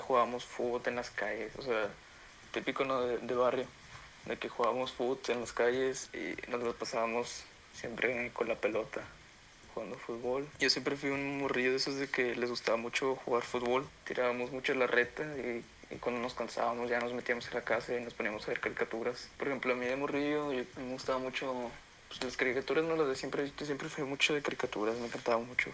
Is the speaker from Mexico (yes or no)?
yes; Tampico, Tamaulipas, Mexico; yo nací en Tampico, pero en vacaciones o así me iba a un pueblo que es de mis abuelitos